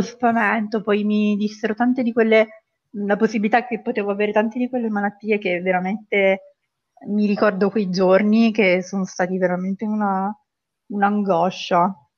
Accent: Pescara, Abruzzo, Italy; vengo da Pescara, in Abruzzo

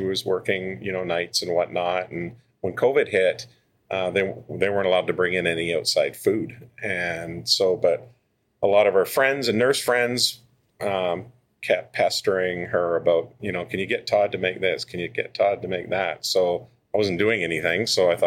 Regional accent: Victoria, British Columbia, Canada; Born and raised in Victoria

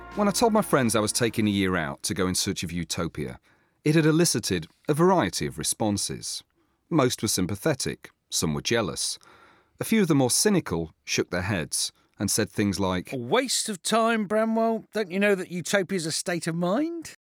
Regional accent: England, United Kingdom; being English

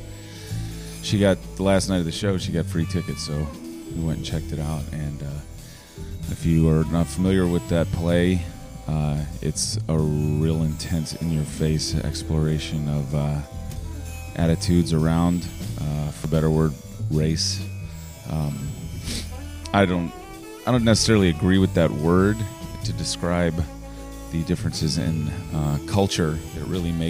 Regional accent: Richmond, Virginia, United States; I grew up in Churchill. I still live in Churchill. I now live in Union Hill, which is in the northern part of Churchill.

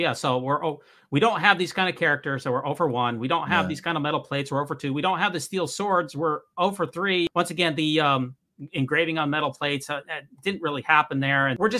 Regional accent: United States; also born or lived in Oklahoma, United States / St. George, Utah, United States; I did grow up in St. George. I grew up in Oklahoma, as I mentioned earlier, and I also grew up in St. George.

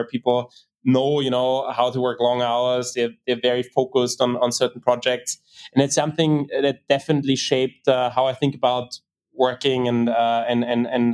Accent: Vienna, Austria; moved away as an adult; also born or lived in St. Gallen; I had the pleasure to grow up there and enjoyed growing up in Vienna

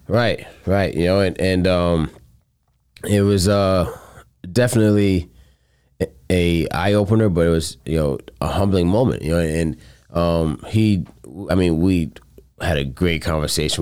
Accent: Coral Springs, Florida, United States; moved away; I'm originally from Coral Springs, Florida

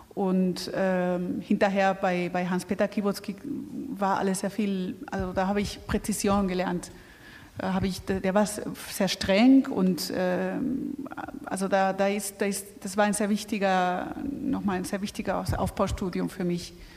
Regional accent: Spain; now in Germany; in Deutschland als Spanier

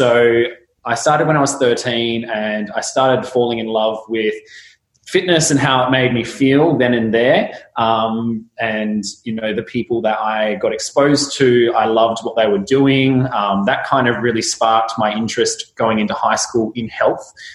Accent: Kalgoorlie, Western Australia, Australia; now in Perth, Australia; I grew up in Kalgoorlie, so it's, you know, in WA, so I'm currently in Perth

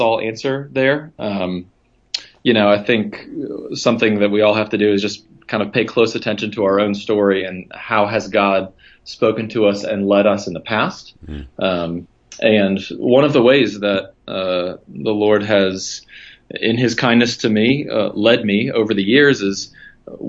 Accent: Charlottesville, Virginia, United States; moved away as an adult; also born or lived in Denver, Colorado; now in Richmond, United States; I grew up in Charlottesville, Virginia

